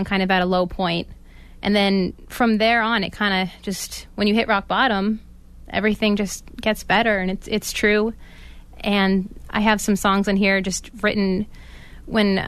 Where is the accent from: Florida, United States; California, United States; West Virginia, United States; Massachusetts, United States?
Massachusetts, United States; Salem; I grew up in Salem, Massachusetts